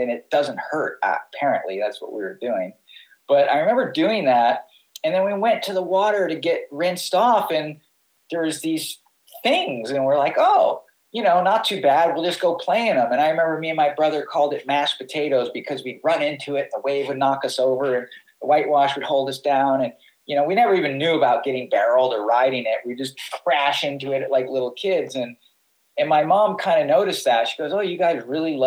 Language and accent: English; New York City, New York, United States; now in Hawaii, United States; growing up in New York City